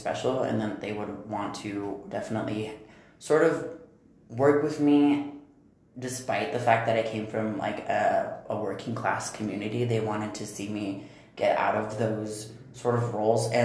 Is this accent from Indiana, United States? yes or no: no; Albuquerque, New Mexico, United States; I am from Albuquerque, New Mexico, and we are a minority-majority state